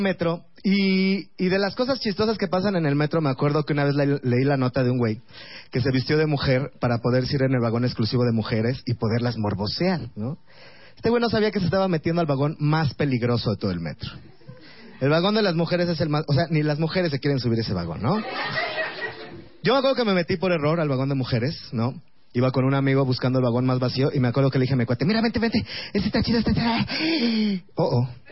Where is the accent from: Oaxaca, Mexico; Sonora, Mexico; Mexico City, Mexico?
Mexico City, Mexico; soy de Iztapalapa